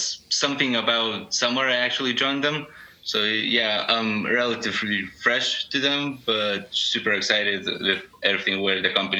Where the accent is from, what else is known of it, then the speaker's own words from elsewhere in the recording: Lithuania; moved away as an adult; also born or lived in Scotland / United Kingdom; I'm from Lithuania, which is Northern